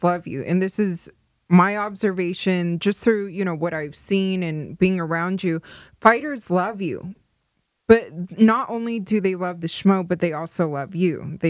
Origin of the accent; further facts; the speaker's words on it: Las Vegas, Nevada, United States; That means we kind of grew up opposite, because I grew up in Las Vegas, which I love, of course, and especially now it's becoming that hot sports city.